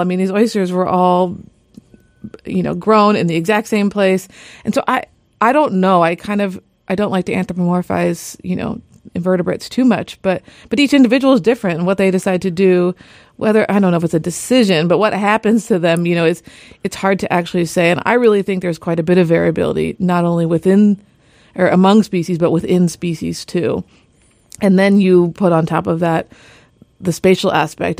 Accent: California, United States; moved away as an adult; now in Juneau, United States; I'm from California, and I moved up here

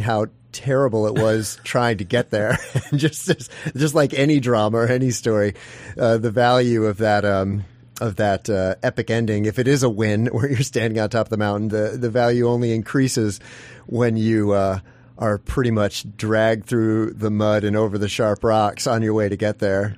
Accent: Midwest, United States; moved away as an adult; now in Alaska, United States; I'm originally from the Midwest

